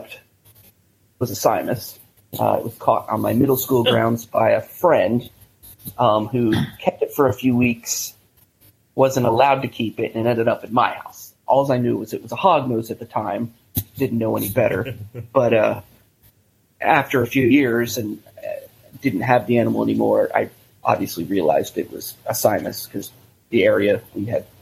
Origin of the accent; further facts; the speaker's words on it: Central Florida, United States; growing up in Central Florida, everybody had access to the importers and the dealers and all that stuff